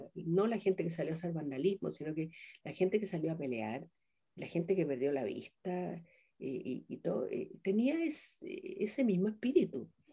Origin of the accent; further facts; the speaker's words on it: southern Chile, Chile; moved away as an adult; also born or lived in Peru / Colombia; yo vengo de Chile, del sur de Chile, vengo representando a la mujer chilena